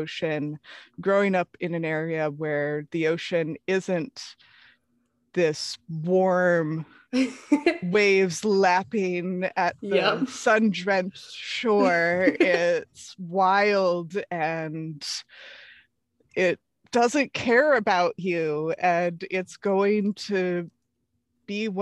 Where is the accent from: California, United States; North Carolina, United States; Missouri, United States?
California, United States; San Francisco Bay Area; I grew up in the San Francisco Bay Area